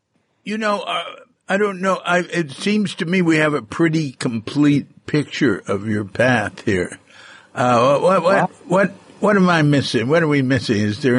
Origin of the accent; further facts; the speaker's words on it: Texas, United States; moved away; I come from Texas, and I didn't, in my home, I didn't experience a lot of prejudice at all.